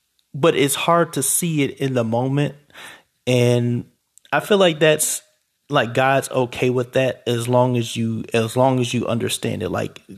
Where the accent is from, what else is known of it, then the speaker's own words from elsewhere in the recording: Cleveland, Ohio, United States; when I was growing up in Cleveland, it was, oh, don't go on Kinsman because, people lose their lives there.